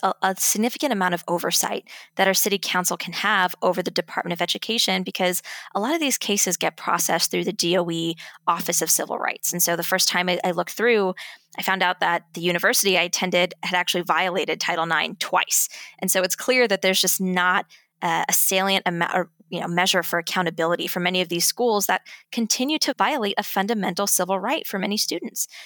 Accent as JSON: {"language": "English", "town": "New York City", "region": "New York", "country": "United States", "tie": "born or raised there", "said": "my hometown itself was started by World War Two veterans"}